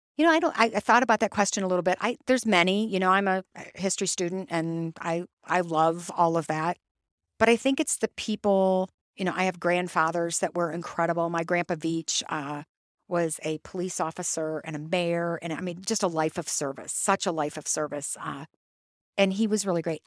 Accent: Toledo, Ohio, United States; I grew up in, I grew up in Toledo.

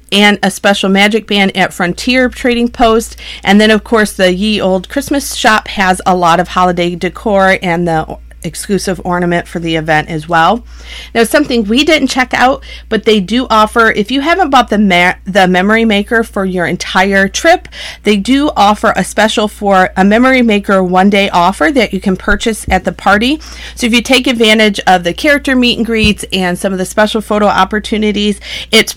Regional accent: Michigan, United States; We're from Michigan

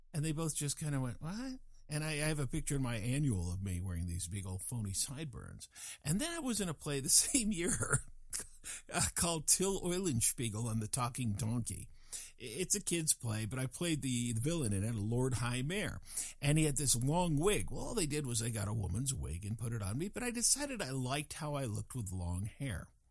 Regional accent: Fort Collins, Colorado, United States; moved away; my hometown, which was Fort Collins, Colorado

